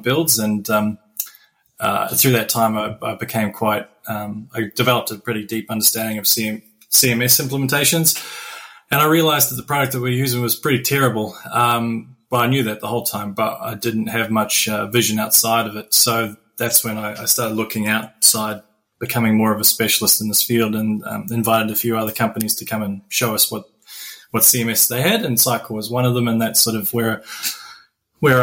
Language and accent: English; New Zealand; moved away as an adult; also born or lived in United Kingdom; now in Australia; I was born in New Zealand and I've lived in the UK and now I'm living in Australia